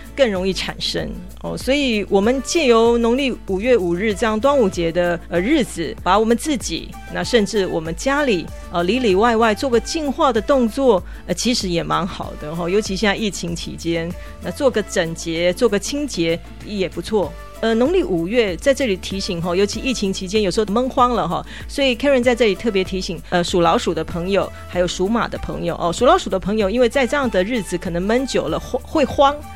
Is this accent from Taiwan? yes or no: yes; Taiwan; 我们台湾人讲的过日子